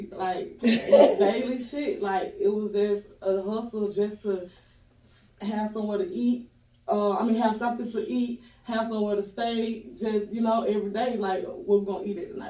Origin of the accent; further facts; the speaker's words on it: Decatur, Georgia, United States; also born or lived in Atlanta; Fulton County, grew up in Decatur